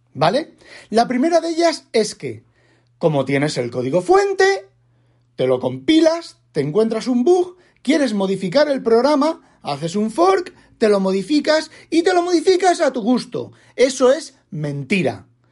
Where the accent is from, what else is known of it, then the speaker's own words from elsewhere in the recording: Asturias, Spain; yo no sé hablar catalán, pero si los de Asturias